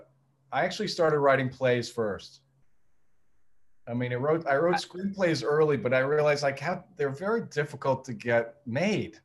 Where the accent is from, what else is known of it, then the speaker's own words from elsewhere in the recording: New York, United States; also born or lived in California / Washington; I moved back home to New York